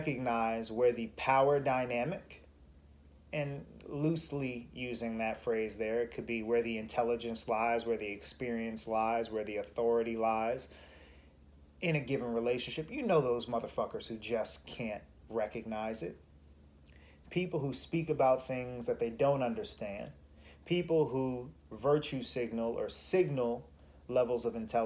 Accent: United States; As an American

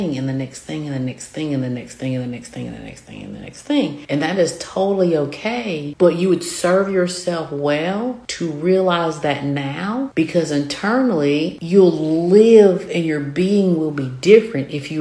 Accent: the South, United States; accent: southern; My southern accent

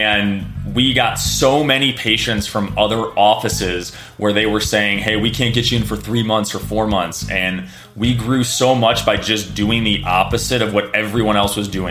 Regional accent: Chicago, Illinois, United States; I grew up in Chicago in the 90s

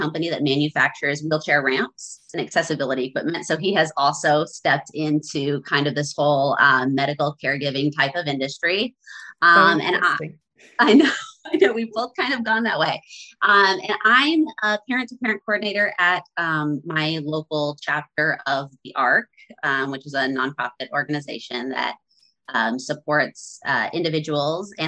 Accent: central Washington State, United States; we moved back to my hometown in central Washington State in 2016.

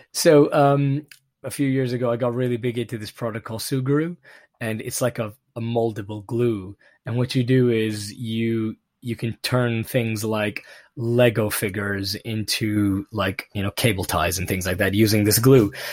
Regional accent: Pakistan; moved away; growing up in Pakistan

